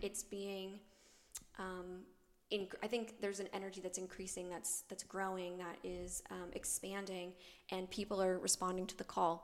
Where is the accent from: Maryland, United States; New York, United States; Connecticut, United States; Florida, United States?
New York, United States; moved away as an adult; also born or lived in Claremont, California; now in Arizona, United States; I'm originally from the East Coast. I'm from New York.